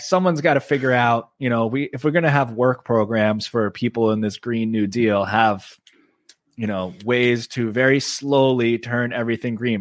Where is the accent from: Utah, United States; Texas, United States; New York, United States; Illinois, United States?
New York, United States; Oceanside; I grew up on Long Island, on Long Beach Road in Oceanside